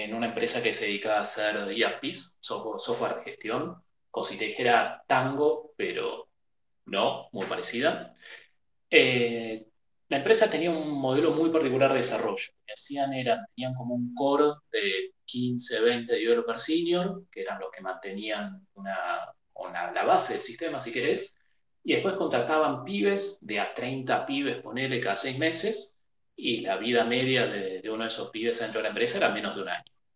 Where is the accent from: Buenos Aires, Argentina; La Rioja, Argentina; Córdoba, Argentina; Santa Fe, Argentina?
Buenos Aires, Argentina; nacido, criado en Buenos Aires de toda la vida.